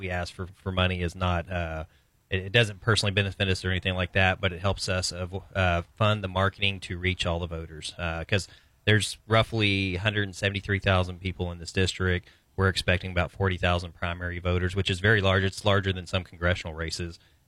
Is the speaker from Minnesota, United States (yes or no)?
no; Brady, Texas, United States; I grew up in Brady. We raised them in Brady